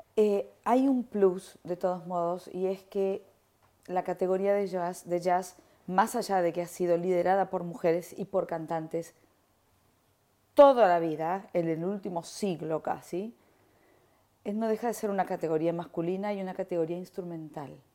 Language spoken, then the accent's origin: Spanish; Argentina; moved away; soy argentina